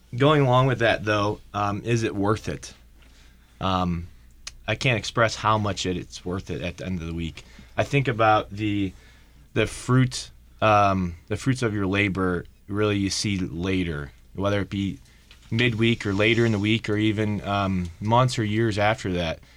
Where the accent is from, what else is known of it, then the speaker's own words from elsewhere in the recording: Painesville, Ohio, United States; my hometown is Painesville, Ohio